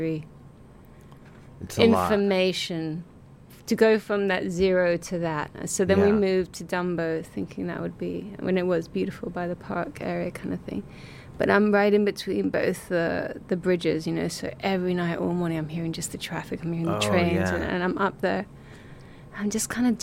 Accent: Mallorca, Balearic Islands, Spain; moved away as an adult; also born or lived in London / Greece; now in New York, United States; I'm a farm girl. I grew up in Spain, in Mallorca

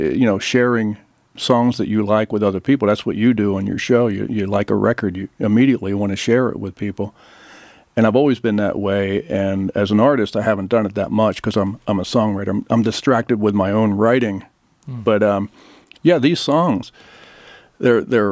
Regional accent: Philadelphia, Pennsylvania, United States; I grew up in the Philadelphia area

